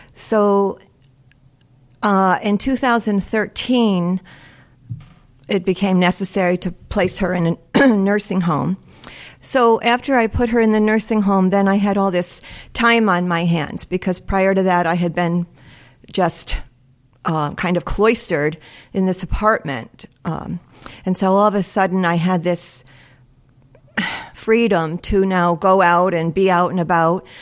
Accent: Guilderland Center, New York, United States; we grew up here in, uh, we grew up in Gilderland Center.

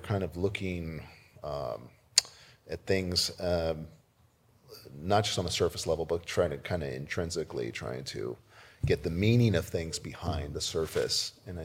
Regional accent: Corpus Christi, Texas, United States; born or raised there; also born or lived in Brownsville, Texas; now in Walla Walla, United States

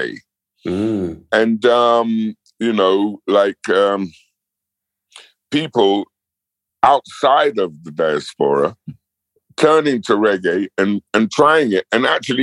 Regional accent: London, United Kingdom; I grew up in Battersea

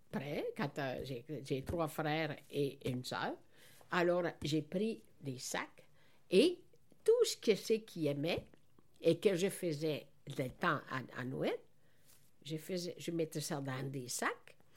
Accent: Veneto, Italy; now in Quebec, Canada; moi, je suis née dans la Vénétie.

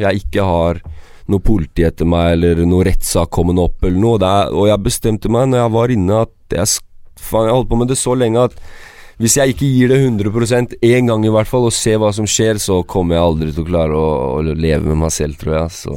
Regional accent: Sandefjord, Vestfold, Norway; also born or lived in Kosovo / Nord-Trøndelag; jeg er født i Kosovo. Uh, så kom vi til Norge når jeg var tre måneder. Og så vi kom til eh, Nord-Trøndelag. Ja. Bodde der til 97, eh, og så flytta vi til Sandefjord. Så jeg har bodd i Sandefjord siden 97.

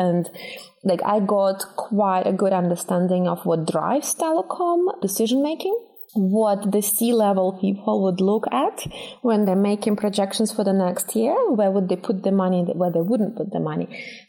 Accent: Russia; It wasn't easy being vegetarian 20 years ago in Russia.

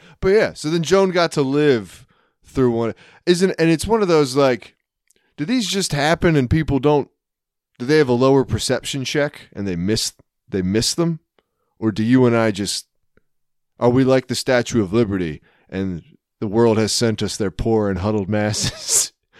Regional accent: Philippines; … is a common Filipino name, and I am Filipino.

